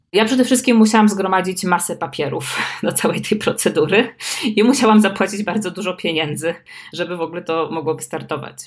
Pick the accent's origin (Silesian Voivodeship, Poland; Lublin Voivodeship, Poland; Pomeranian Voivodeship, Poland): Pomeranian Voivodeship, Poland; Słupsk; ja się urodziłam w Słupsku